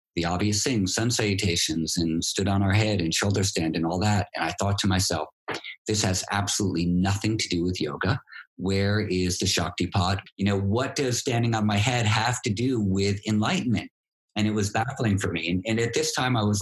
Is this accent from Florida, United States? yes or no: no; New York City, New York, United States; Greenwich Village where I grew up in New York.